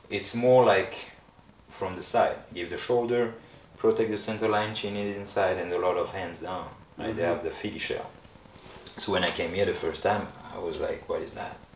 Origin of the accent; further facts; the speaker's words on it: France; moved away as an adult; So imagine I'm from France.